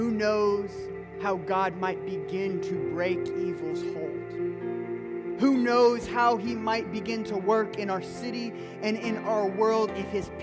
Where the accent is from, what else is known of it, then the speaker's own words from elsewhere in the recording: Midwest, United States; I'm a Midwesterner through and through